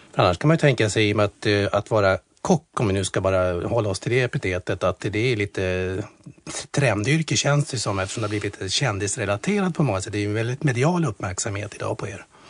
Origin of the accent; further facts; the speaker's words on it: Strängnäs, Södermanland, Sweden; vi är uppvuxna i Strängnäs båda två